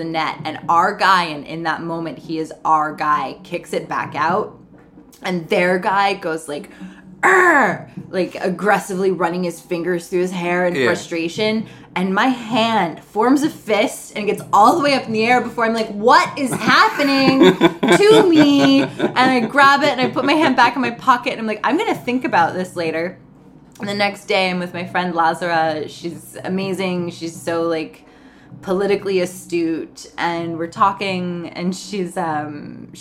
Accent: United States; being an American growing up with our, like, individual self-determination.

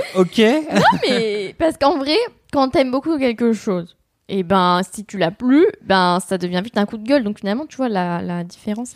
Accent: Ardèche, Auvergne-Rhône-Alpes, France; j'ai grandi en Ardèche

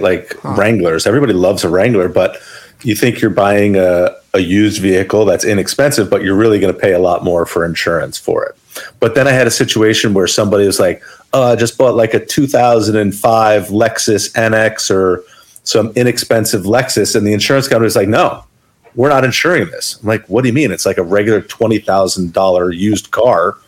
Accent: Maplewood, New Jersey, United States; I grew up in Maplewood. It was my early childhood

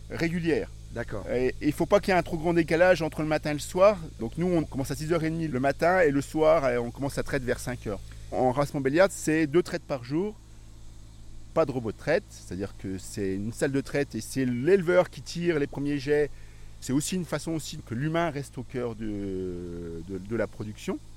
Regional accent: Paris, Île-de-France, France; born there; je ne suis pas né ici, je suis né à Paris. Mes parents n'étaient pas agriculteurs, mes grands-parents l'étaient.

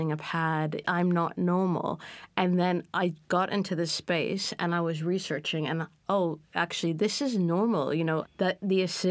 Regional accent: Canada; I grew up in Canada

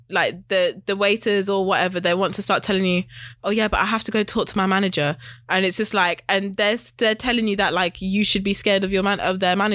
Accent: West Midlands, United Kingdom; now in London, United Kingdom; I'm from West Midlands. But yeah. Up north. I'm from up north

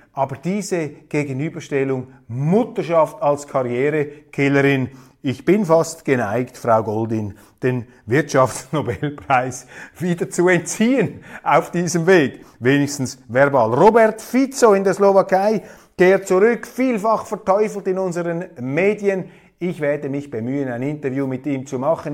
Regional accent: Switzerland; als Schweizer, als Mitteleuropäer

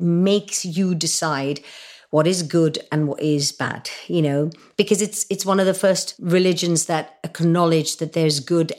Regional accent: India; Because when I was brought up in India and we had to do our prayers before we ate, and mum and dad kind of brought us up in quite a strict way that way.

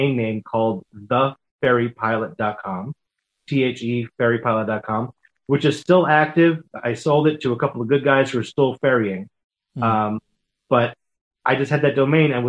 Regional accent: Israel; moved away; I grew up in Israel

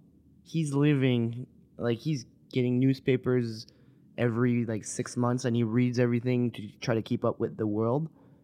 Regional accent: the Maritimes, Canada; I grew up in the Maritimes too, so being in the city for me sometimes is very. It chokes me a bit.

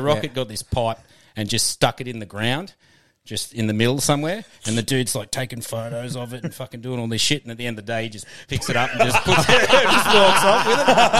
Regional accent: near Coffs Harbour, New South Wales, Australia; also born or lived in Sydney; I grew up, like, I was born in Sydney and mum and dad bought banana farm and moved to Taugham when I was like 5.

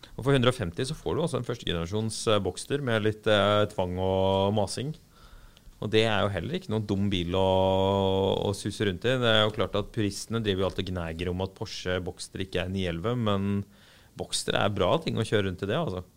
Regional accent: Arendal, Agder, Norway; jeg er fra Arendal

